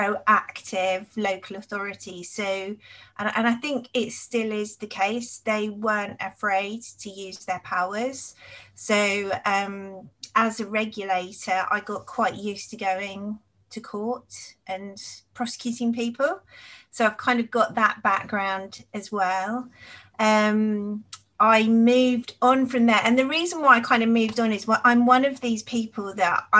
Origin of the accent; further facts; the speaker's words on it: Cambridge, East of England, United Kingdom; also born or lived in Nottingham; I grew up in Cambridge.